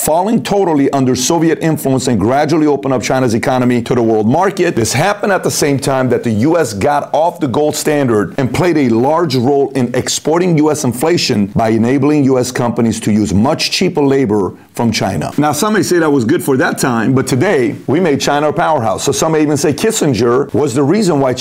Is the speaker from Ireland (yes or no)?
no; Iran; I'm from Iran.